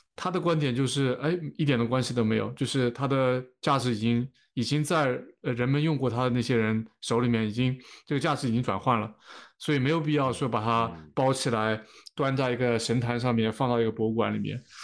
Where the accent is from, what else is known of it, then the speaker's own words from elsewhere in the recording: China; moved away; 当时我那届也就我一个中国人